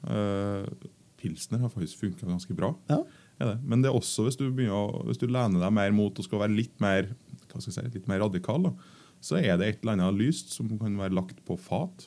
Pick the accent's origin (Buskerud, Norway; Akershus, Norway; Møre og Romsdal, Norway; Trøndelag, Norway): Trøndelag, Norway; Jeg kommer fra Trøndelag